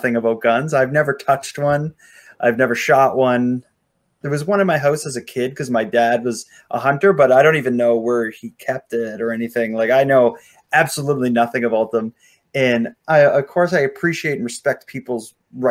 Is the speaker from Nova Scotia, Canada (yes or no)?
yes; Sydney, Nova Scotia, Canada; a story from my hometown